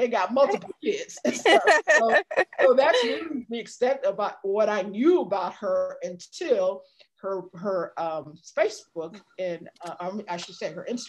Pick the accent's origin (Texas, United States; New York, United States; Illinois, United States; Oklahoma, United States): Illinois, United States; Chicago; also born or lived in Haiti; I'm from Chicago